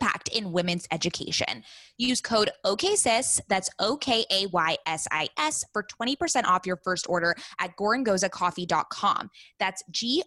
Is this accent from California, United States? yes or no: yes; Coronado, California, United States; my hometown where I went to high school in Coronado